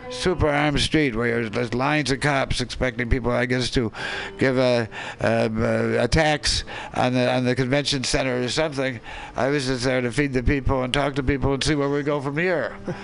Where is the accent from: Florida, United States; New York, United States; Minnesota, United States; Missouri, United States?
Minnesota, United States; Minneapolis; moved away; Minneapolis, my hometown.